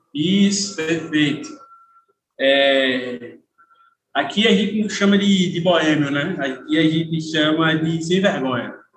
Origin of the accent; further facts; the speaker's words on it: Pernambuco, Brazil; como bom pernambucano